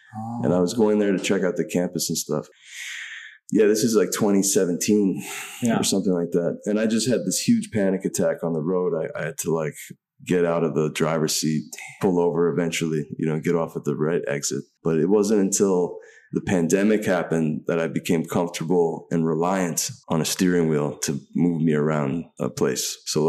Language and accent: English; New York City, New York, United States; also born or lived in Massachusetts / Los Angeles / Maine; I'm born and raised in New York City.